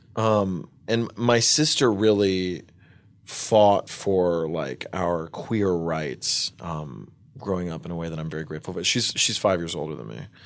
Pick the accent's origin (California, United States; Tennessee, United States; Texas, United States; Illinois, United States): Tennessee, United States; Winchester; also born or lived in New York City; this small town in Tennessee called Winchester. And, uh, and it was cool. I mean, I, I really liked growing up in nature